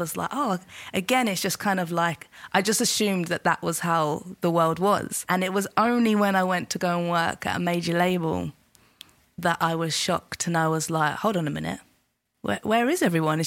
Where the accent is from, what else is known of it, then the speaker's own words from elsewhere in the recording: London, United Kingdom; I grew up in Southeast London